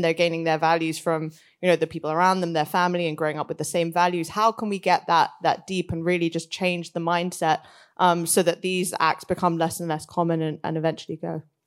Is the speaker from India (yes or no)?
yes; India; moved away; India is a country close to my heart. I'm from there originally